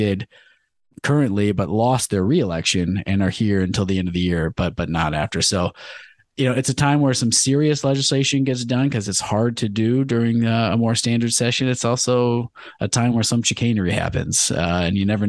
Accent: Clawson, Michigan, United States; a successful restaurant in my hometown of Clawson

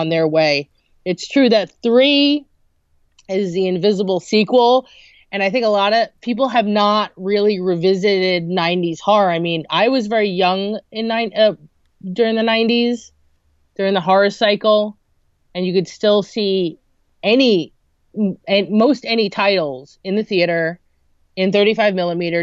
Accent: New Jersey, United States; I'm from New Jersey

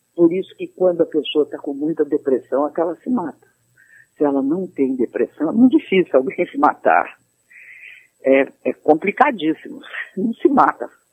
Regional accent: Belo Horizonte, Minas Gerais, Brazil; moved away as an adult; also born or lived in Rio de Janeiro; eu sou de Minas Gerais, nasci em Belo Horizonte e vivi minha vida, a, a início da minha vida adulta lá e depois fui para o Rio

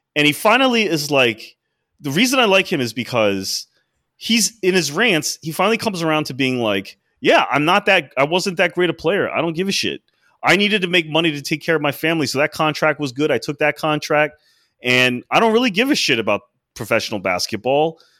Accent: Washington, District of Columbia, United States; I grew up in D C

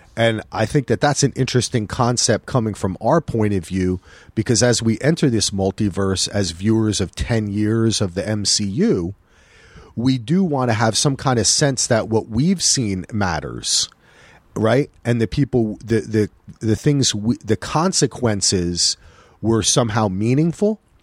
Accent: New Jersey, United States; now in Portland, United States; I'm from New Jersey.

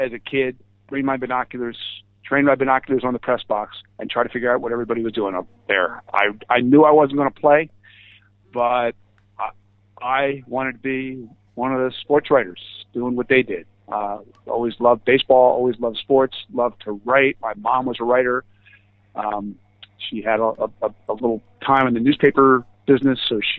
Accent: Philadelphia, Pennsylvania, United States; I'm a Philadelphian

